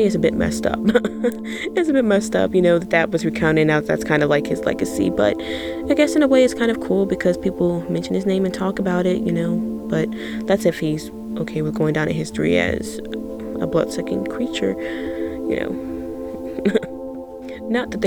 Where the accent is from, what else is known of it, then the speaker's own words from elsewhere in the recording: Virginia, United States; my home state of Virginia